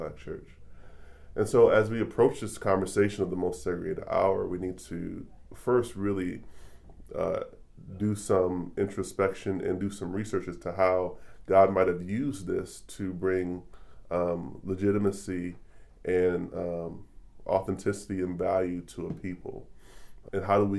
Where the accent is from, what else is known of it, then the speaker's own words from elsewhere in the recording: Detroit, Michigan, United States; moved away as an adult; now in Kansas City, United States; I was born in Detroit, Michigan, came to Kansas City 7 or 8 years ago as a Teach for America teacher